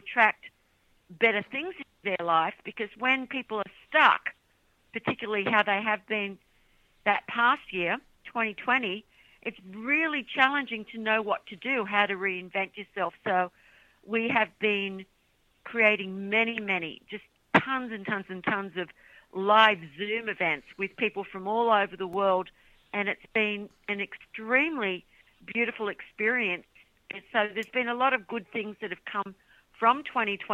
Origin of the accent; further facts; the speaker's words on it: Australia; now in United States; I'm from Australia. Living in America now